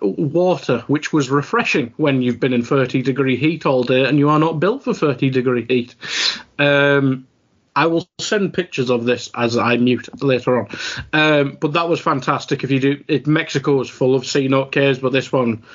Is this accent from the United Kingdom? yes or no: yes; England, United Kingdom; I suppose I'm from England